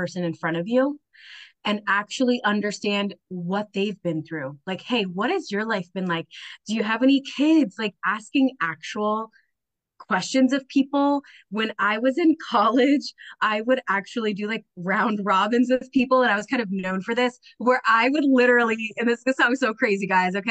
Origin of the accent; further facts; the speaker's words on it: Roxbury, New Jersey, United States; also born or lived in Bayonne, New Jersey / Minnesota; I grew up in Roxbury, New Jersey